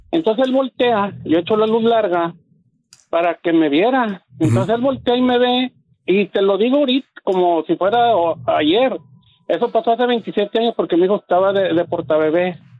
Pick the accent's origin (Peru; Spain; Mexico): Mexico; Monterrey, Nuevo León; moved away; yo yo soy de Monterrey